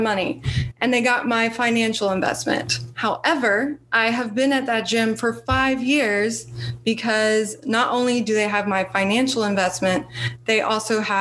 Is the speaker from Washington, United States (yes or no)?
no; Austin, Texas, United States; I'm from Austin, like I mentioned before, the live music capital of the world.